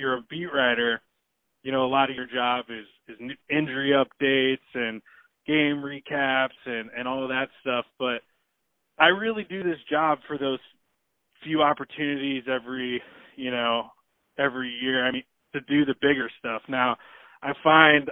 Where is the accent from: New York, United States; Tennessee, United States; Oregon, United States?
Oregon, United States; Portland; I'm from Portland